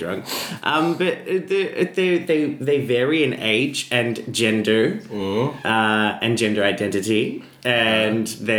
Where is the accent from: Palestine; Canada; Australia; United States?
Australia; I'm Australian.